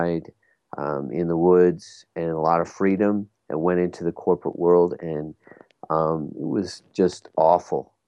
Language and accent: English; Bermuda; I come from Bermuda, and I was in Bermuda at the time.